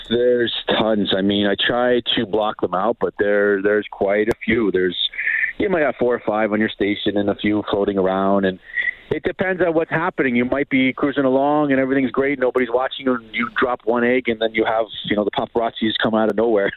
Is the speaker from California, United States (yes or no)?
no; New York City, New York, United States; moved away as an adult; now in Calgary, Canada; I grew up in around New York City and uh, moved to Canada about 18, 19 years ago, and this is home for me in Canada.